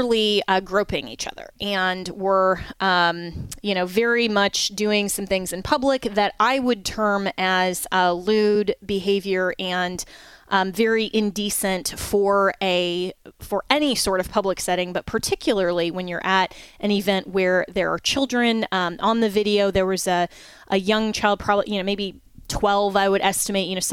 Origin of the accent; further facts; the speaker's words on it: Colorado, United States; moved away; my home state, my former home state of Colorado